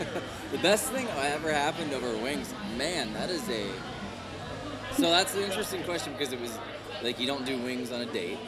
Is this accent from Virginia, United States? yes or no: no; Ohio, United States; growing up in Ohio